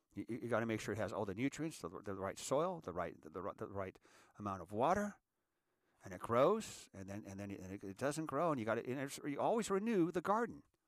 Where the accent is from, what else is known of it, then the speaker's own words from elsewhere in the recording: United States; I'm an American, and I want to be a good American